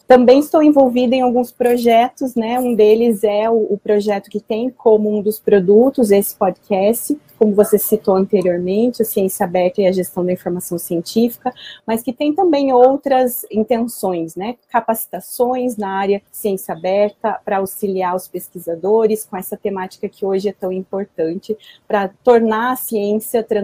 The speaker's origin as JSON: {"language": "Portuguese", "region": "Santa Catarina", "country": "Brazil", "lives_now": "Curitiba, Brazil", "said": "Hoje eu estou em Curitiba, né? mas eu sou de Santa Catarina, estudei na UDESC, fiz graduação na Universidade do Estado de Santa Catarina, né? em biblioteconomia."}